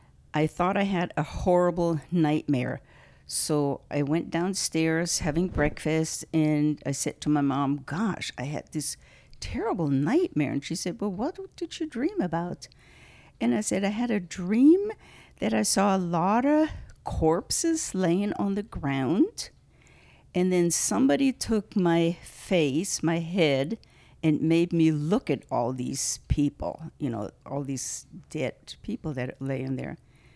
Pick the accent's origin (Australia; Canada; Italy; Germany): Germany; born or raised there; now in United States